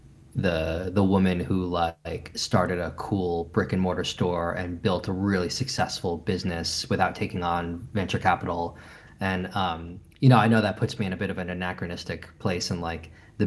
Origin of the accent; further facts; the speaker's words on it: New York, United States; moved away as an adult; now in London, United Kingdom; I'm from New York